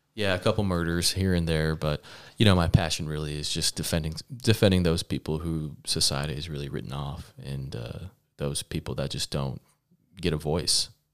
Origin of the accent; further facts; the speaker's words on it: Lubbock, Texas, United States; also born or lived in Dallas, Texas; I'm from Lubbock, Texas. Um, born in Dallas, parents immigrated to the United States